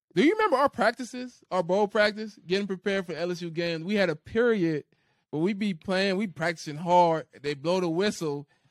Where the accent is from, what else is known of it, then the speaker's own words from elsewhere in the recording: New Orleans, Louisiana, United States; moved away; I grew up in New Orleans. I grew up in the area.